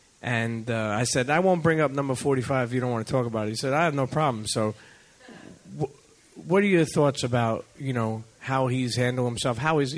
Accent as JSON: {"language": "English", "region": "New York", "country": "United States", "said": "I'm a Yankee fan. Okay, I'm from New York."}